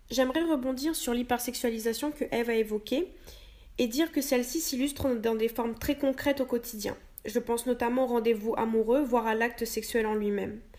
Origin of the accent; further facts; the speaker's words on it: Réunion, France; Ça a surtout démarré quand je suis arrivée en métropole puisque je suis originaire de La Réunion.